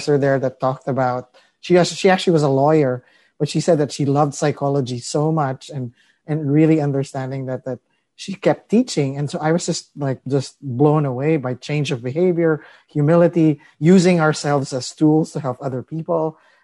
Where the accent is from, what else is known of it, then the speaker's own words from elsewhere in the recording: Philippines; now in Marin County, United States; I grew up in the Philippines. I'm an immigrant.